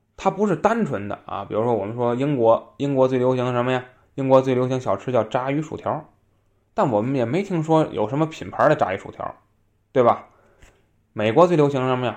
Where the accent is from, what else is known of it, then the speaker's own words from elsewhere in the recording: Tianjin, China; 像我们天津人啊，我也是海边儿人